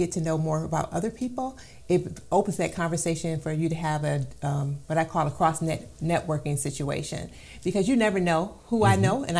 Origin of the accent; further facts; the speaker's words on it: Wisconsin, United States; also born or lived in Iowa; now in Southaven, Mississippi, United States; I am born and raised in Wisconsin, so I'm a Midwest girl. I went to school in Iowa.